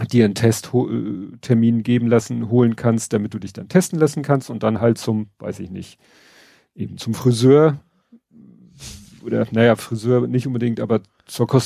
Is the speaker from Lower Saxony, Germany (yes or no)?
no; Hamburg, Germany; das finde ich schon mal wieder sehr erfreulich als Hamburger